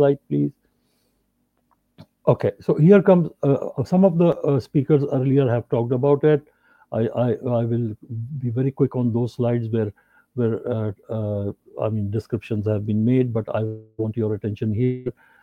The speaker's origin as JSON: {"language": "English", "town": "Karachi", "region": "Sindh", "country": "Pakistan", "said": "I'm from Pakistan, Karachi, Pakistan"}